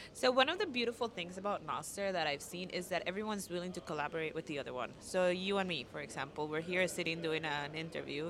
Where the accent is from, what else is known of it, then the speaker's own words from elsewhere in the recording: Costa Rica; I'm from Costa Rica